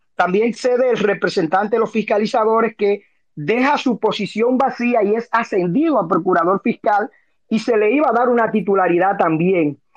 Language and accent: Spanish; Dominican Republic; como dominicano, como abogado